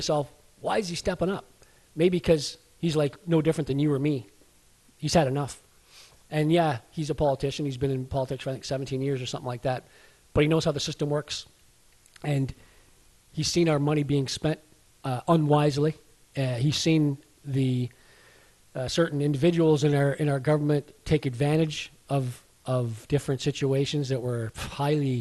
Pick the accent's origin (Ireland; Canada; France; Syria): Canada; So yeah, we were born here in Canada. We are Canadians